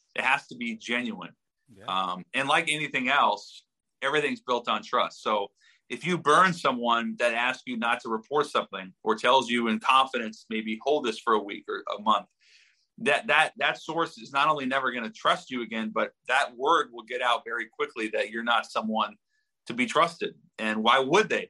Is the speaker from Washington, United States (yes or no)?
yes; Seattle, Washington, United States; we're both from Seattle